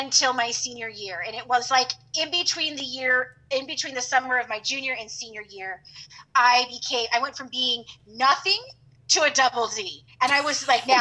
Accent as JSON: {"language": "English", "region": "California", "country": "United States", "tie": "born or raised there", "moved": "yes", "said": "I grew up in California."}